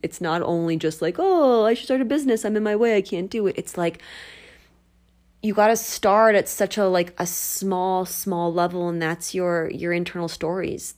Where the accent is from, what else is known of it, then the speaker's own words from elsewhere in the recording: United States; I am from the New Jersey, Philadelphia area